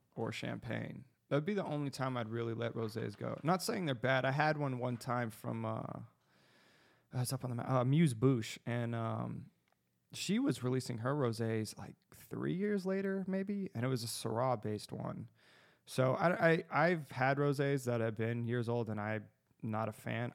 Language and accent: English; Arizona, United States; I'm from Arizona.